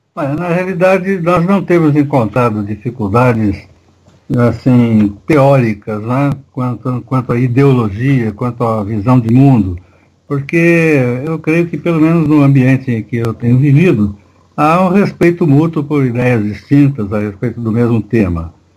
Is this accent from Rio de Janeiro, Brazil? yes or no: no; Marília, São Paulo, Brazil; born or raised there; also born or lived in São Carlos